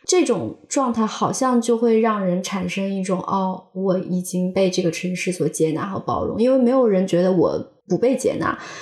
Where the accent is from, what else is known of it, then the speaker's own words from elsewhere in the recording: Xi'an, Shaanxi, China; moved away as an adult; 我老家是西安的，我是西安人，但其实我在西安的成长经历，十几年，将近二十年，我其实生活在西安的郊区